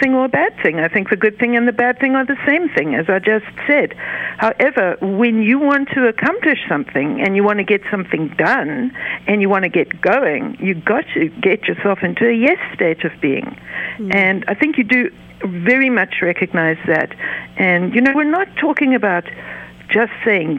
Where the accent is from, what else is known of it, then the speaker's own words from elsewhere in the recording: the South, United States; now in Cincinnati, United States; I'm from the South